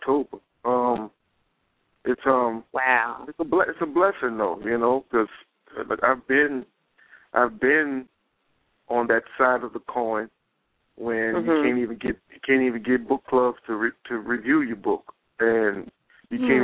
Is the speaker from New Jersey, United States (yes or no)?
no; New Orleans, Louisiana, United States; now in Dallas, United States; I'm from New Orleans. I don't live in New Orleans now. I live in Dallas, but I'm from New Orleans